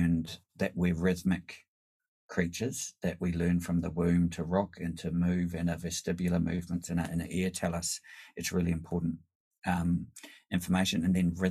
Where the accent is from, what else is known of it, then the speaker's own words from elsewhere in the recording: New Zealand; now in Sydney, Australia; as a New Zealander coming from Polynesian culture